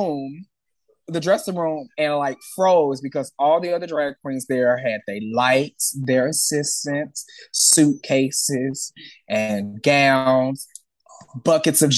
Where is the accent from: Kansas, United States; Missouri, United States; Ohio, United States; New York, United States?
Missouri, United States; St. Louis; also born or lived in Atlanta, Georgia; now in Los Angeles, United States; I grew up in St. Louis, Missouri, right in the middle of the map.